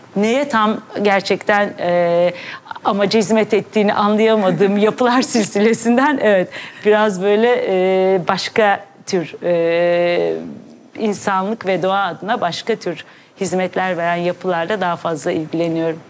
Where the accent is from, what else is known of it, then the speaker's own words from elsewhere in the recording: Ankara, Turkey; now in Istanbul, Turkey; ben Ankara doğumluyum. İstanbul'a sonra belirli bir yaşımdan sonra taşındım